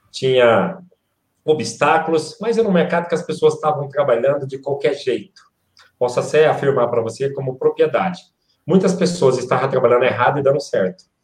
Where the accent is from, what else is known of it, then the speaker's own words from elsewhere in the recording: Quixeramobim, Ceará, Brazil; now in Sorocaba, Brazil; Hoje eu resido na cidade de Sorocaba, em São Paulo, mas é, sou natural de Quixeramobim, no Ceará. É, vim em 89 para o estado de São Paulo.